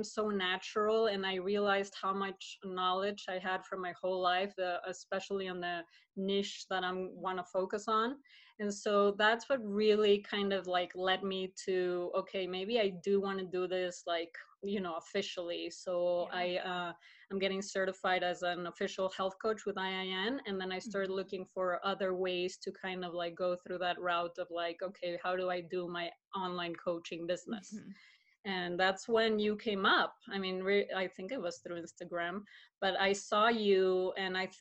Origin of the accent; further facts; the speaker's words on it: Mexico City, Mexico; now in Colorado, United States; I was born and raised in Mexico City, and I moved to the States 15 years ago